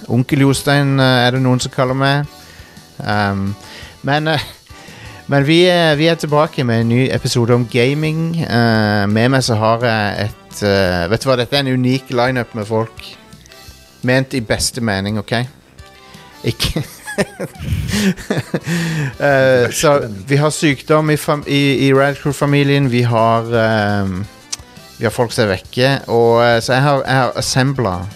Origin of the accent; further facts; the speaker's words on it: Trondheim, Trøndelag, Norway; jeg er jo fra Trondheim, da.